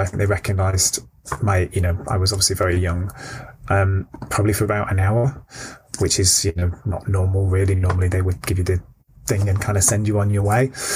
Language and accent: English; Stockport, North West England, United Kingdom; I grew up in Stockport, which is um, a, uh, a, a medium sized town in Greater Manchester